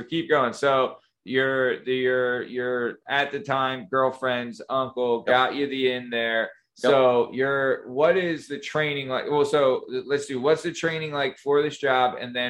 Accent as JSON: {"language": "English", "region": "New England", "country": "United States", "said": "I'm from New England."}